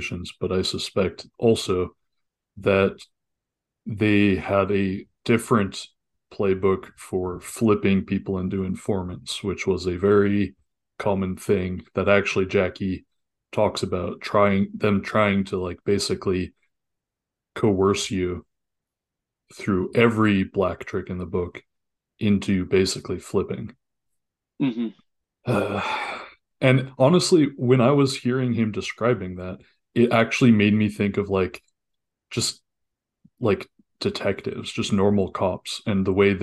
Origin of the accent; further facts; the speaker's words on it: United Kingdom; in the UK